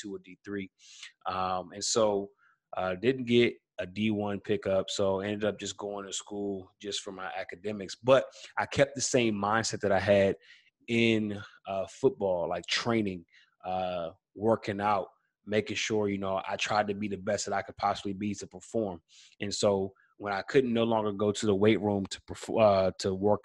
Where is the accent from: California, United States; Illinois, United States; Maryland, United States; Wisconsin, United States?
Maryland, United States; Silver Spring; also born or lived in Washington, D.C.; I'm from Silver Spring, Maryland, born in Washington, D.C., raised Silver Spring, Maryland. You know, was in Silver Spring pretty much from kindergarten all the way through senior year of high school